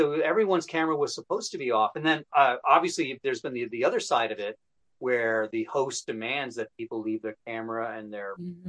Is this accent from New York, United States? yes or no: yes; New York, United States; Yeah, this is I've always lived in New York State.